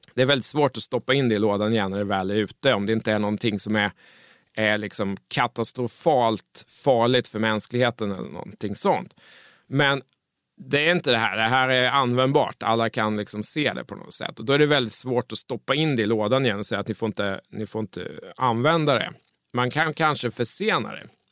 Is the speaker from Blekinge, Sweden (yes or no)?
no; Mjölby, Östergötland, Sweden; När jag växte upp i Mjölby